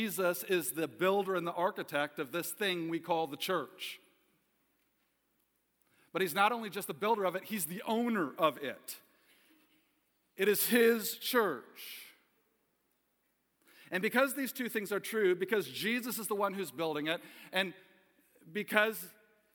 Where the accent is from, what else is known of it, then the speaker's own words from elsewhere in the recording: Ohio, United States; moved away as an adult; also born or lived in Kalamazoo, Michigan; I was born in 1974 in Kalamazoo, Michigan. My father was pastoring a small little church in Plainwell, Michigan at the time. And at 6 months of age for me, my father received a call to pastor a small church in Ohio. And I grew up in what many called a Mayberry-like town